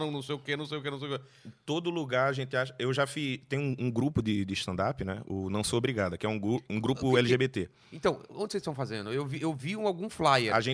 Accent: Recife, Pernambuco, Brazil; now in São Paulo, Brazil; eu falo que sou de Recife, que tal, mudei para São Paulo, que foi me, me, adaptando.

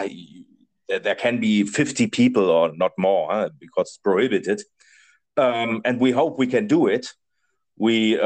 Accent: Germany; English is a second language; now in Spain; I'm from Germany.

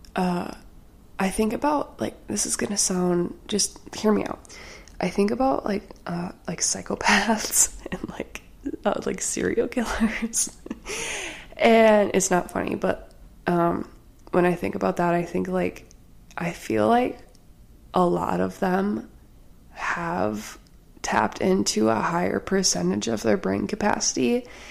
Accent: Wisconsin, United States; I'm from Wisconsin

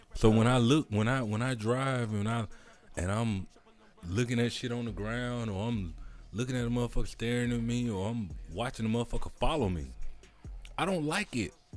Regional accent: the South, United States; I'm from the South

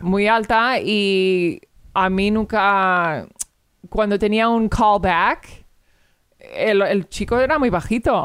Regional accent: Virginia, United States; Spanish is a second language; also born or lived in Rota, Spain / Madrid, Spain / Andalusia, Spain; la escuela y la universidad y todo lo hice en Virginia en Virginia

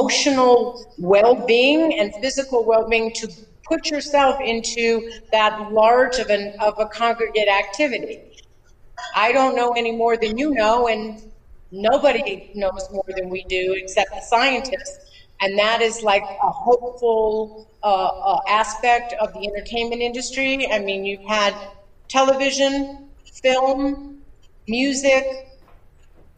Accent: Los Angeles, California, United States; moved away; I grew up in Los Angeles

